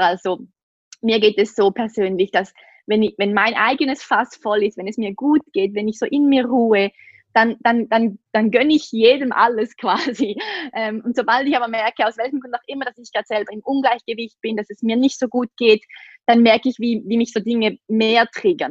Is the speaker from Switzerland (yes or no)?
yes; Switzerland; accent: Swiss; Ich komme aus der Schweiz, wie man sicher an meinem Akzent hören kann.